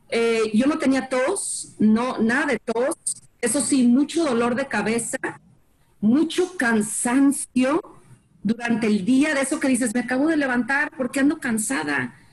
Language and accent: Spanish; Guadalajara, Jalisco, Mexico; now in Dallas, United States; yo soy de Guadalajara, eh, vivo aquí en Dallas